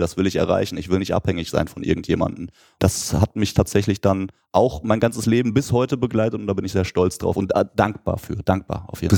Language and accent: German; Lüdinghausen, North Rhine-Westphalia, Germany; in Lüdinghausen in meiner Heimatstadt